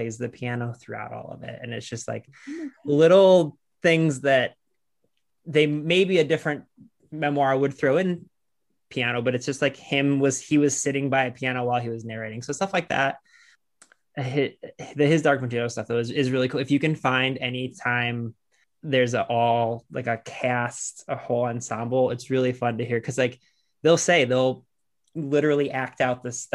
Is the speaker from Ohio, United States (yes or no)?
yes; Lorain, Ohio, United States; I grew up in Lorain, Ohio, which is where Toni Morrison is from